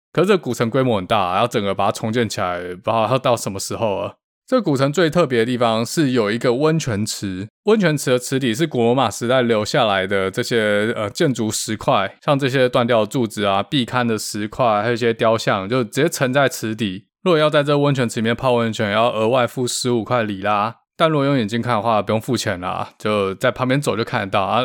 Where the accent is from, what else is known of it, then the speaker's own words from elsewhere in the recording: Taiwan; 跟他们介绍我长大的地方，福摩沙长什么样子